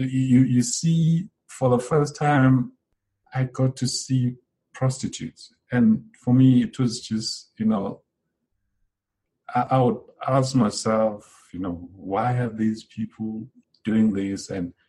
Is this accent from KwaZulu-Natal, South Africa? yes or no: yes; Estcourt, KwaZulu-Natal, South Africa; now in Johannesburg, South Africa; because now I'm from Escort all my life.